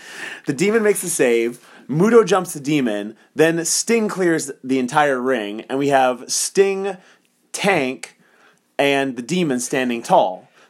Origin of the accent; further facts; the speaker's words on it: Las Cruces, New Mexico, United States; We are from Las Cruces, New Mexico.